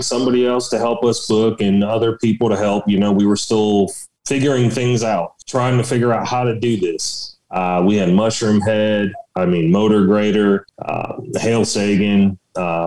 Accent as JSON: {"language": "English", "area": "Palm Beach County", "region": "Florida", "country": "United States", "tie": "born or raised there", "moved": "as an adult", "lives_now": "West Virginia, United States", "said": "I grew up in South Florida"}